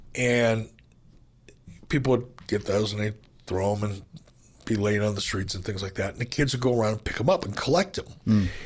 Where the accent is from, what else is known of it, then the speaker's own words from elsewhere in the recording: Detroit, Michigan, United States; I grew up in Detroit